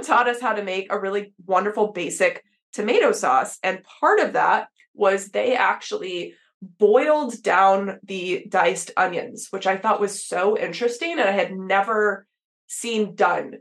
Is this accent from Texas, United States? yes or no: yes; Texas, United States; I grew up in Texas